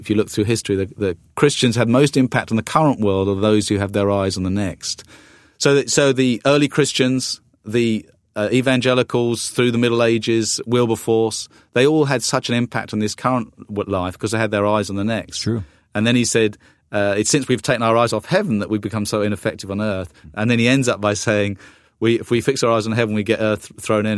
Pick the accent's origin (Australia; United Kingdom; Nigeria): United Kingdom; the south coast of England; moved away as an adult; also born or lived in London; now in United States; I uh, am a Brit, uh, although I'm half American now. I, I, have my green card, and I'm on the process of getting American citizenship. But you know, I was I was in the UK uh, for most of my life. I've been over here the last 10 years. Uh, grew up on the south coast